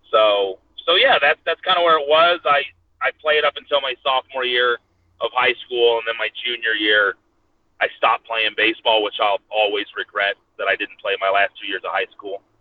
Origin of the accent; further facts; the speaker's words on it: Washington, United States; born there; So I was born in Washington State.